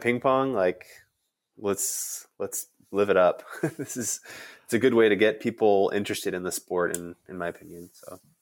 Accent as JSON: {"language": "English", "town": "Chicago", "region": "Illinois", "country": "United States", "tie": "born or raised there", "said": "I grew up around Chicago"}